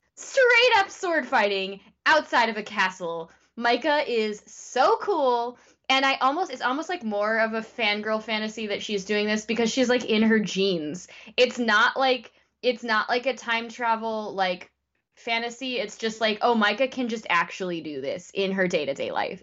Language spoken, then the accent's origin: English; United States; as an American